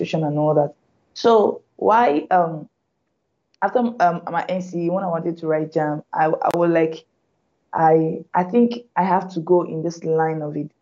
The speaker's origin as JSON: {"language": "English", "region": "Lagos", "country": "Nigeria", "tie": "born or raised there", "also_born_or_lived": "Anambra State, Nigeria / Oyo State, Nigeria / Benin City, Nigeria", "said": "my family relocated to Lagos. So virtually all my schooling, my primary secondary school was in Benin. Sorry, in Lagos"}